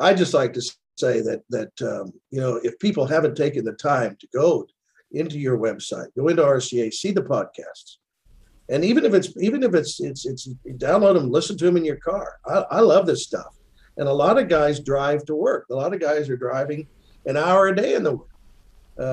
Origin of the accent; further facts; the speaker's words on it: United States; now in South Africa; when I say I'm American, you hear it, but I'm really South African